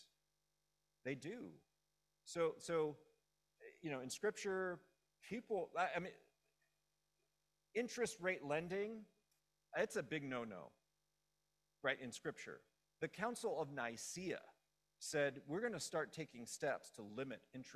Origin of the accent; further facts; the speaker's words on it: Los Angeles, California, United States; I grew up in Los Angeles.